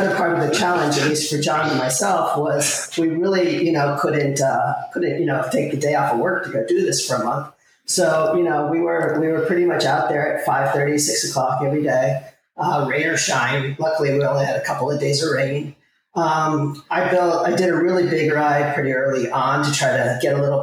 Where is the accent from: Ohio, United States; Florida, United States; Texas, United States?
Florida, United States; Miami; I grew up in Miami in the 80s, cocaine cowboy days